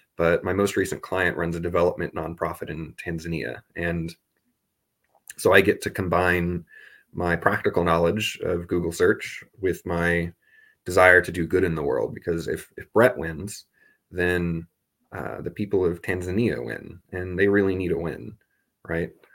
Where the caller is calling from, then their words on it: Augsburg, Bavaria, Germany; I'm calling in from Germany because I studied abroad here last year. I'm in Augsburg